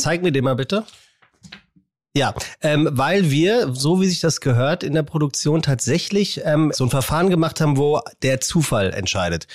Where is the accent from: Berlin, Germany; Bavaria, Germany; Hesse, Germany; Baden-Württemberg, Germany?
Hesse, Germany; Frankfurt; in meiner Heimat in, ja. in Frankfurt. Ich bin ja tatsächlich in Frankfurt geboren